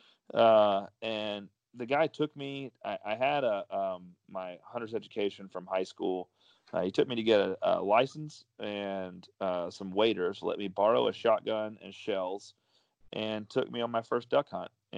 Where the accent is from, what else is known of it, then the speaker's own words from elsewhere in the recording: Mississippi, United States; also born or lived in Dallas, Texas; I was brought up here in Mississippi